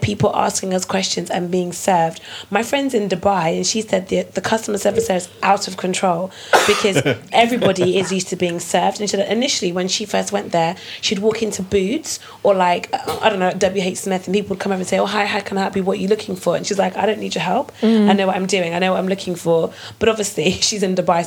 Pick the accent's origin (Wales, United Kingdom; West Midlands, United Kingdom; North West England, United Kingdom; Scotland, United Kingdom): North West England, United Kingdom; Manchester; now in London, United Kingdom; I'm originally from Manchester.